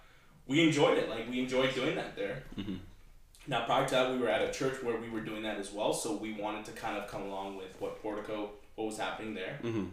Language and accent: English; Bahrain; born there; moved away; also born or lived in Canada; Sure. So I was born in the Middle East, mm-hmm. a country called Bahrain.